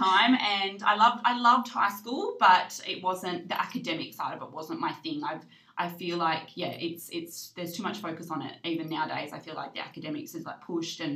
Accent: Mandurah, Western Australia, Australia; also born or lived in Pinjarra / Halls Head; I grew up in Mandurah. I was born in Pinjarra

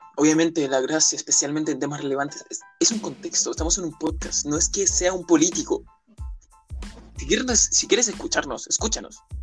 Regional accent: Chile; yo soy de Chile

